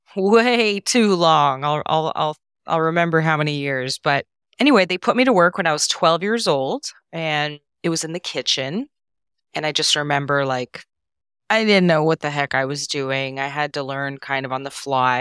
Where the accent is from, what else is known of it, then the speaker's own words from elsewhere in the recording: Canada; first language Serbo-Croatian; English is a second language; So, I was born and raised in Canada, even though all, I'm first generation Canadian.